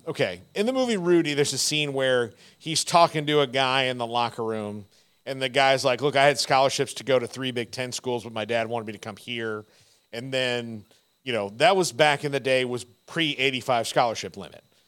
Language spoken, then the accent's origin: English; Fort Myers, Florida, United States; now in Texas, United States; I grew up in Florida